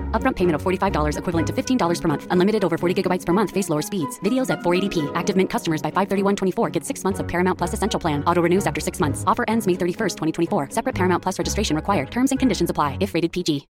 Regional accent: Abbotsford, British Columbia, Canada; I grew up in Abbotsford

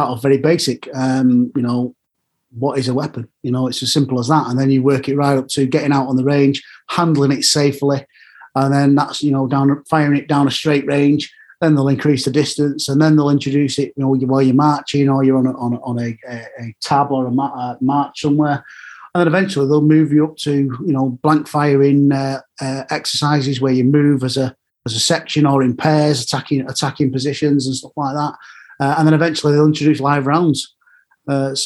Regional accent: Manchester, North West England, United Kingdom; When I grew up in Manchester

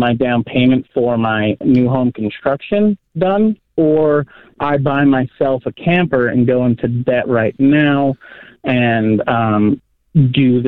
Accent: Roosevelt, Utah, United States; I moved back to my hometown in Roosevelt, which is just a couple hours outside of Salt Lake

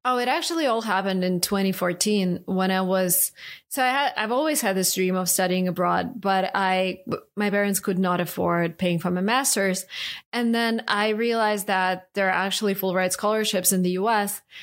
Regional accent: Saint Petersburg, Russia; English is a second language; moved away as an adult; I grew up in Russia, St. Petersburg, and spent the first 25 years of my life there.

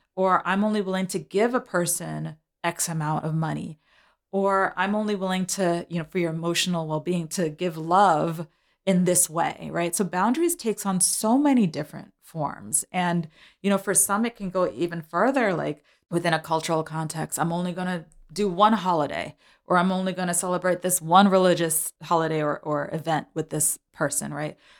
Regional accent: New York City, New York, United States; I'm a New Yorker, so I ride the train and the bus

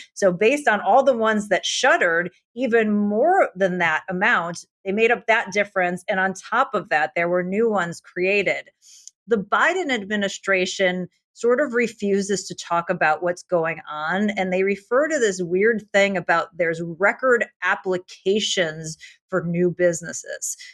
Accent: United States; being an American

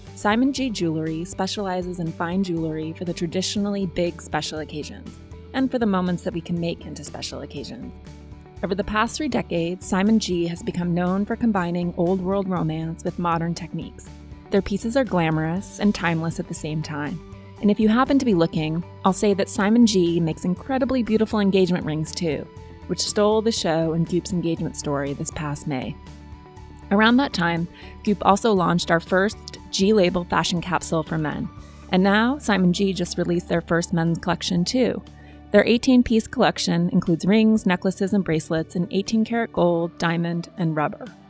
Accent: Montana, United States; moved away; I'm from Montana

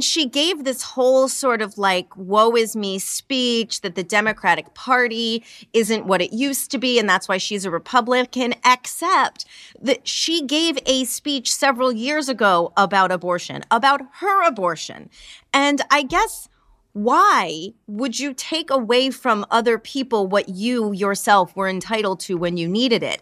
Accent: New York, United States; as a New Yorker

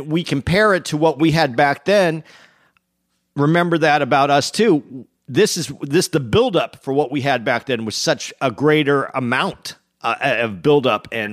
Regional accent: Arizona, United States; now in New York area, United States; I grew up in Arizona

